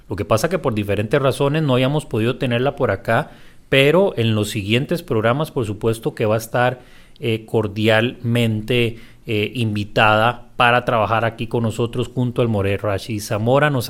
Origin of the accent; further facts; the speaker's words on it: Punta Arenas, Magallanes, Chile; Yo que soy oriundo de Punta Arenas te puedo hablar y explicar lo que significa el calor.